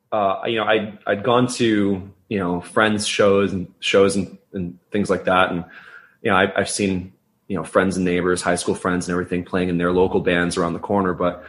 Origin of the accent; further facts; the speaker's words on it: Saratoga, United States; But, I saw that show, in my hometown of Saratoga at the time.